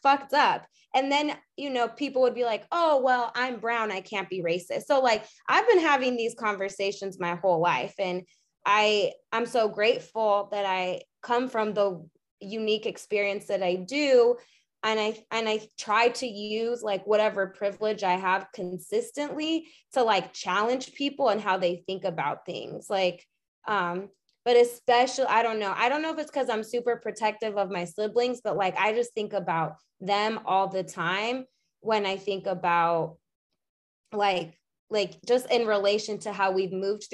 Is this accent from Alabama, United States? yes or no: no; Arizona, United States; we grew up in Arizona, and really my mom's side is the only side here